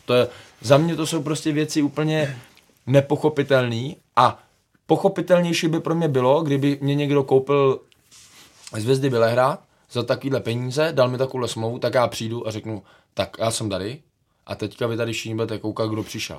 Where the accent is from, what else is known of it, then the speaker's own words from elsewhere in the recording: Czechia; my jako by Češi